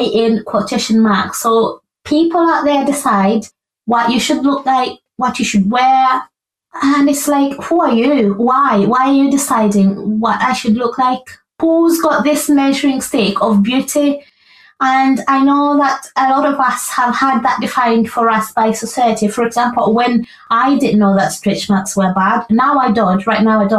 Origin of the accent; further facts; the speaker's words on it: Uganda; moved away as an adult; I was raised in Uganda for pretty much most of my young life and young adult life.